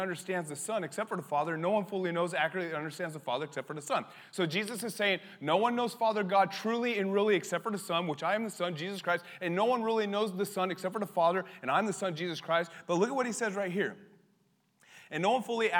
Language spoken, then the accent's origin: English; Colorado, United States; growing up in Colorado